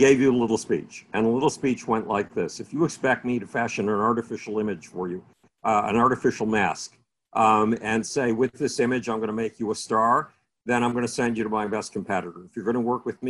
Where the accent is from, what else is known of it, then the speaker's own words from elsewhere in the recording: Buffalo, New York, United States; I was a lost kid in Buffalo, New York, my hometown